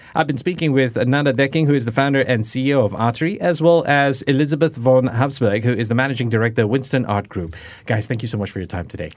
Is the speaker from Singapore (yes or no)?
yes; Singapore; this is me sharing as a Singaporean